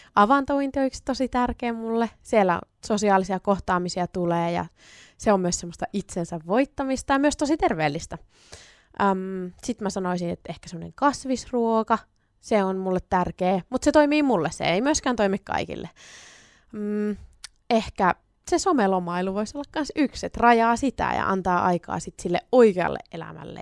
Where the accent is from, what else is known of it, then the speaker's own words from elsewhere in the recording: Sonkajärvi, North Savo, Finland; also born or lived in Oulu; now in Kuopio, Finland; mä oon syntynyt Oulussa ja sit mä oon noin 10-vuotiaana muuttanut Sonkajärvelle ja se on mulle tosi tosi rakas kotipitäjä